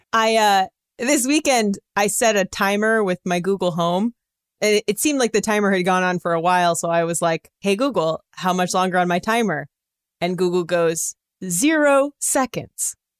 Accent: California, United States; I'm from California

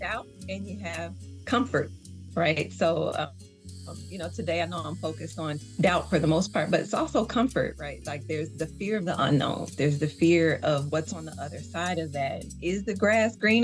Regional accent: the South, Georgia, United States; accent: Southern; You probably hear the little Southern slang. So yeah, I'm coming from the South.

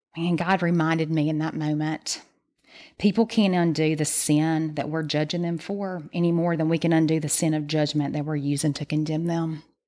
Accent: the South, United States; we're from the South

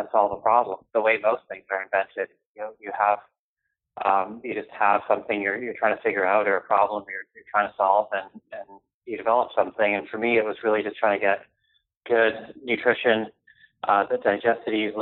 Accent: Canada; I grew up in Canada

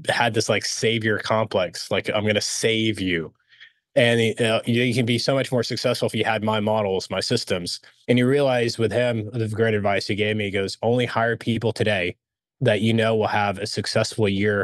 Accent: Dallas, Texas, United States; also born or lived in Alexandria, Egypt; when they relocated us to the States, we relocated to Dallas, who's part of the big oil boom. And just grew up here in Dallas, Fort Worth

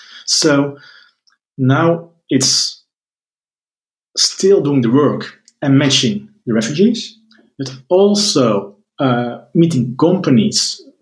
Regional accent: Netherlands; I'm from the Netherlands

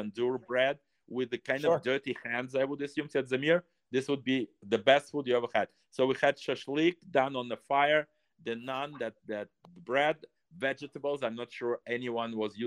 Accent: Russia; first language Russian; English is a second language; Russian language, and that's my native language. That's where I was born, 1956

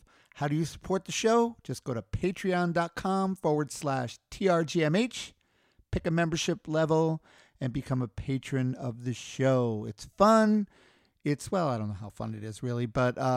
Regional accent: New York City, New York, United States; I grew up in Queens, New York

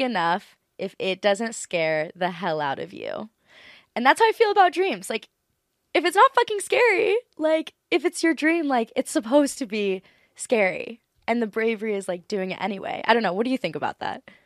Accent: Maui, Hawaii, United States; I'm from Maui, Hawaii

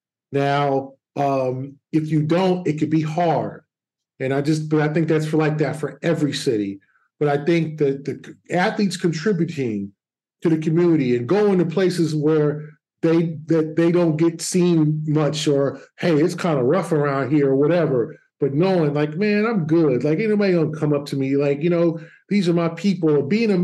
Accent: Los Angeles, California, United States; moved away; I'm born in LA, raised in LA. I didn't like everything about my hometown.

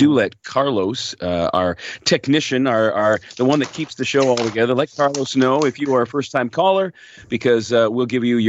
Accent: Hamilton, Ontario, Canada; … is calling from my hometown of Hamilton.

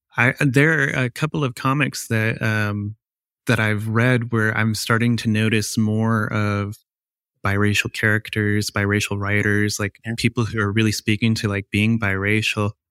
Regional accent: Ohio, United States; also born or lived in Whittier, California / Moraine, Ohio; I was born in California, in Whittier, and I grew up in Ohio

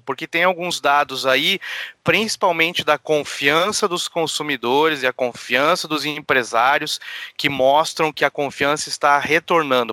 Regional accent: Porto Alegre, Rio Grande do Sul, Brazil; sou um porto alegrense de Araque

